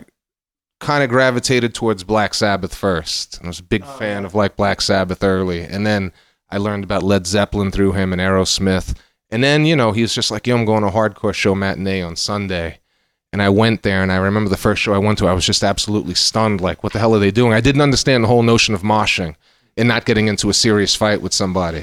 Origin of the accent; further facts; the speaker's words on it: New York City, New York, United States; I grew up in Fort Greene